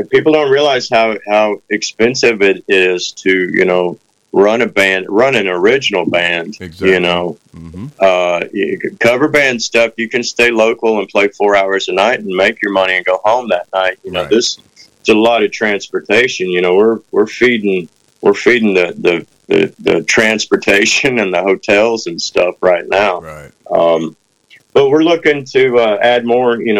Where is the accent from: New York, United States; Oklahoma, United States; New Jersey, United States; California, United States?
Oklahoma, United States; I'm from Oklahoma